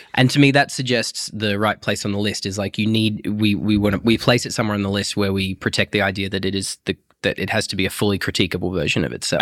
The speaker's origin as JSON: {"language": "English", "town": "Broken Hill", "region": "New South Wales", "country": "Australia", "tie": "born or raised there", "said": "my mum took me to the Anglican Church growing up in Broken Hill"}